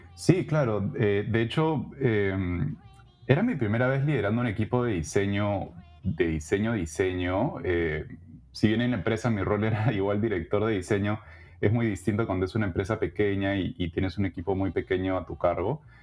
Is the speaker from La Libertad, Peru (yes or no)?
no; Lima, Peru; moved away as an adult; now in Canada; peruana de nacimiento, he vivido casi toda mi vida en Lima